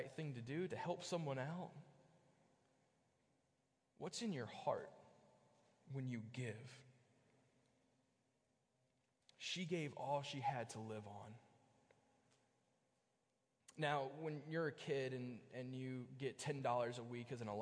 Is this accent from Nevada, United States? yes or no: no; Bristol, Virginia, United States; also born or lived in Kentucky; now in Hanover, United States; I grew up in Bristol, Virginia